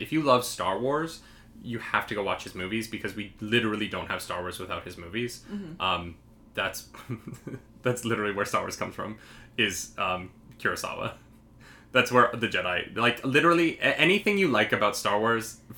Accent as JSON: {"language": "English", "town": "Calgary", "region": "Alberta", "country": "Canada", "tie": "born or raised there", "said": "We are both from Alberta"}